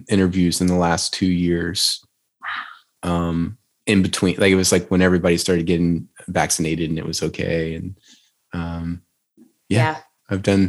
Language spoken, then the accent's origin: English; Tioga, Louisiana, United States; accent: Southern; I'm from Tioga, Louisiana. And I think I beat the accent out of myself because it was kind of annoying to me.